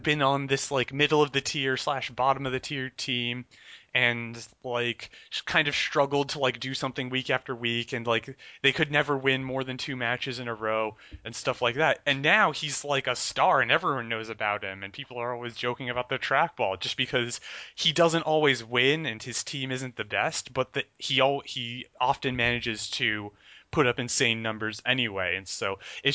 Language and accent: English; New Jersey, United States; I'm from Central Jersey